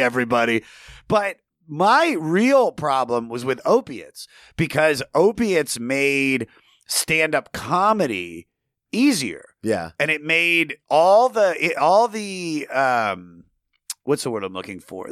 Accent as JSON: {"language": "English", "town": "Germantown", "region": "Maryland", "country": "United States", "tie": "born or raised there", "said": "I'm from the Washington D.C. area, Maryland, uh, about 20 minutes north of D.C. in a little town. Well, it's not little, uh, Germantown, Maryland"}